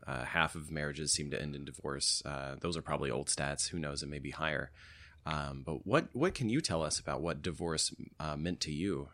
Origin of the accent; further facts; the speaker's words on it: Tennessee, United States; growing up in Tennessee